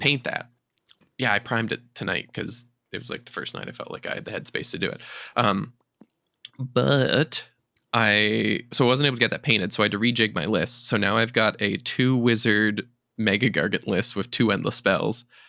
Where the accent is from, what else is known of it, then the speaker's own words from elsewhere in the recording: Charlottetown, Prince Edward Island, Canada; my hometown of Charlottetown